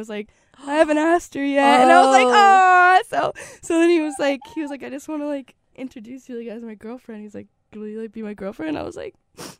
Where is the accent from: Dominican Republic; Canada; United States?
United States; York, Maine; I'm from York, Maine, and UNH is close to York, Maine.